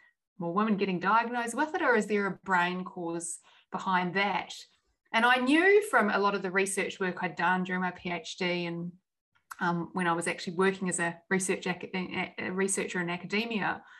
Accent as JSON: {"language": "English", "country": "New Zealand", "tie": "born or raised there", "moved": "yes", "said": "I grew up in New Zealand"}